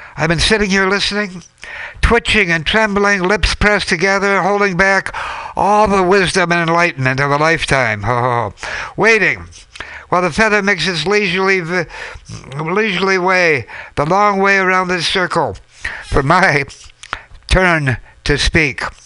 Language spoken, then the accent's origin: English; Minnesota, United States; we're coming full circle to my home state, Minnesota